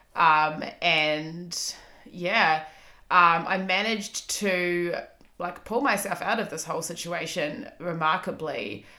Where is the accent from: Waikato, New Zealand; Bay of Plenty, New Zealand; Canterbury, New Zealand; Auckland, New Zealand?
Auckland, New Zealand; moved away as an adult; now in Melbourne, Australia; I have lived in Melbourne for almost eight years. I'm from Auckland, New Zealand.